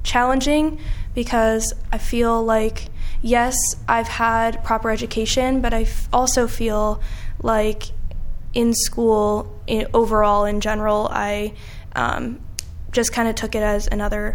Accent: New York, United States; now in Quad Cities, United States; I'm not originally from the Quad Cities. I'm from New York, and I recall learning about the Holocaust in eighth grade

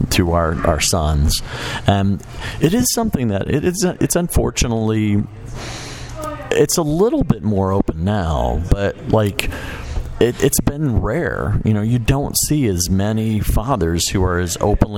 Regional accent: Chicago, Illinois, United States; Where I grew up in Chicago

